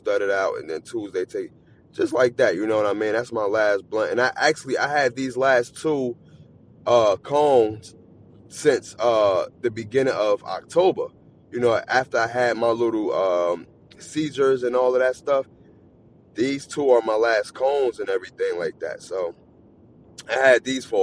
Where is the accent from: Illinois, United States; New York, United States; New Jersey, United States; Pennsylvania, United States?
New Jersey, United States; I'm not from Philly. I'm from Jersey